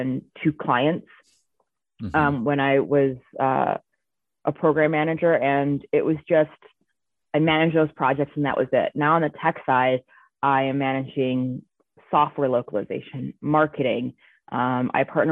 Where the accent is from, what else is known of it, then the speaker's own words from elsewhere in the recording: Chicago, Illinois, United States; moved away as an adult; now in Colorado, United States; I'm originally from Chicago, but I moved to Colorado like 8 years ago now